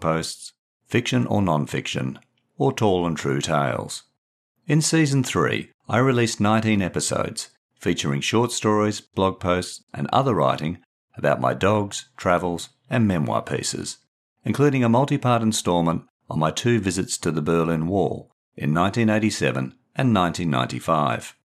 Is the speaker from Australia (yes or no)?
yes; Perth, Western Australia, Australia; elements of autofiction from my life, growing up in Perth